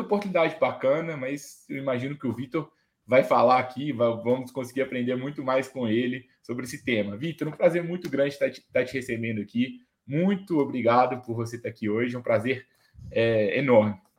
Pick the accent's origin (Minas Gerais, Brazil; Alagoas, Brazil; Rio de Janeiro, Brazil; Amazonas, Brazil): Minas Gerais, Brazil; Itabira; na minha cidade, por exemplo, eu nasci em Itabira, que é cidade de, uma cidade de mineração